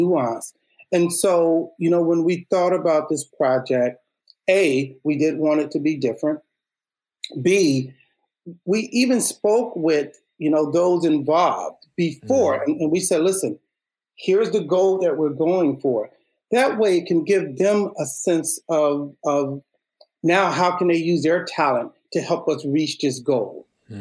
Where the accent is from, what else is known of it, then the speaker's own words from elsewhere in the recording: Chicago, Illinois, United States; Humble background, I'm from Chicago. We had a very thriving arts program within Chicago public schools